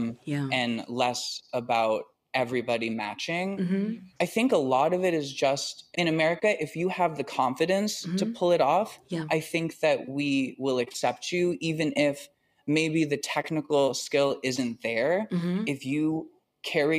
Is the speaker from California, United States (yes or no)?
yes; Los Angeles, California, United States; moved away as an adult; now in New York City, United States; I grew up in Los Angeles performing